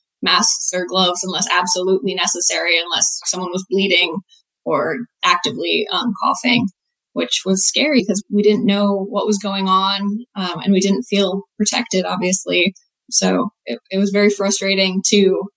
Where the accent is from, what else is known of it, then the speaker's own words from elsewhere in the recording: New Milford, Connecticut, United States; I'm from Connecticut, New Milford, small town in Western Connecticut.